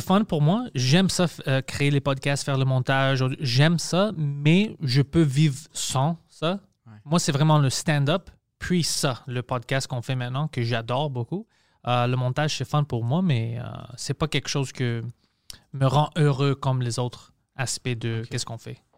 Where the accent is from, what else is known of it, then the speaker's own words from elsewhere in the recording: Montreal, Quebec, Canada; French is a second language; je viens de Parc Extension